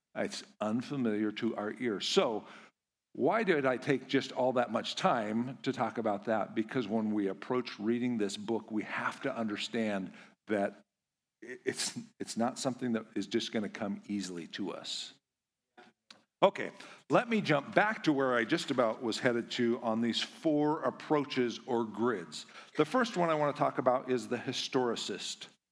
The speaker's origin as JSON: {"language": "English", "town": "Kamiah", "region": "Idaho", "country": "United States", "said": "I am from Idaho, uh, little town called Kamiai"}